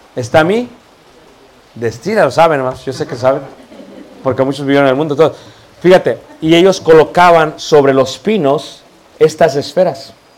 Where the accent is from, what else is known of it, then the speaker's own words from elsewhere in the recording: Mexico; also born or lived in Playa del Carmen, Mexico; la mayoría como yo somos mestizos